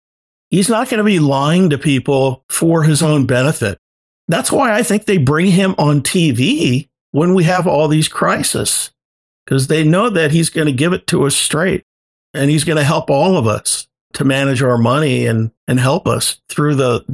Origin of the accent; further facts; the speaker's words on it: Omaha, Nebraska, United States; moved away; I grew up in Omaha. I had four brothers. My dad was an entrepreneur.